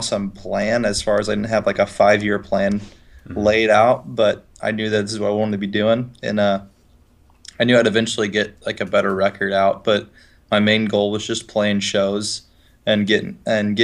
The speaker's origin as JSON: {"language": "English", "town": "Highland", "region": "Illinois", "country": "United States", "tie": "born or raised there", "also_born_or_lived": "Lebanon, Illinois", "said": "I grew up in a town called Highland, Illinois"}